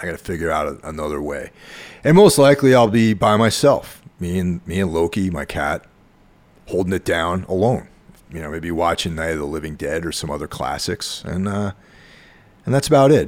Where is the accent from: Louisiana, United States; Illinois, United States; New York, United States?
New York, United States; near the Connecticut border, close to Danbury; near where I grew up on the Connecticut border, close to Danbury